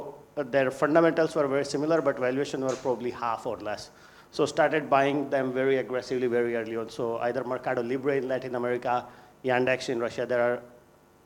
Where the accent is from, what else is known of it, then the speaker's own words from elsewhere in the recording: Rajasthan, India; moved away as an adult; also born or lived in Mumbai, India / Chicago, United States / New York, United States; I grew up in India. I grew up in Rajasthan state.